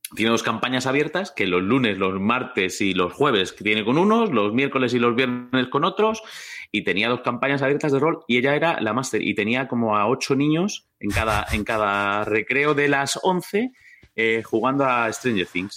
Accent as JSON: {"language": "Spanish", "town": "Valdemoro", "region": "Community of Madrid", "country": "Spain", "said": "Yo soy de Valdemoro"}